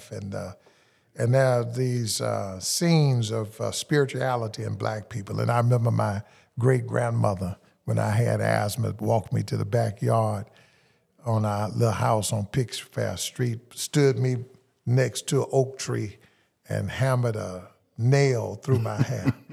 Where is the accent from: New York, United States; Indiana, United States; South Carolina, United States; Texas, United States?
Texas, United States; Houston; I grew up in Houston, grew up in Northeast Houston, mm-hmm. uh, grew up in the Fifth Ward area.